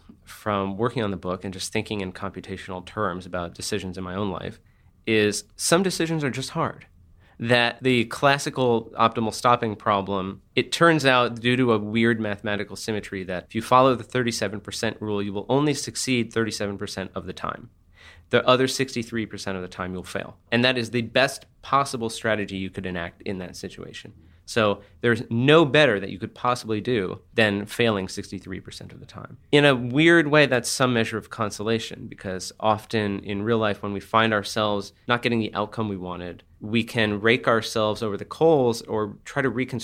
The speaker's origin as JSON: {"language": "English", "town": "San Francisco", "region": "California", "country": "United States", "said": "I'm from San Francisco, so it's this kind of hellishly competitive situation"}